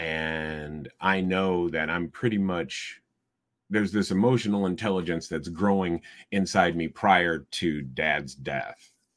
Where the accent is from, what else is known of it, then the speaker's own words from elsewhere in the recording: Iowa City, Iowa, United States; This is my hometown, and almost anything that I might do would get back to my mother or my siblings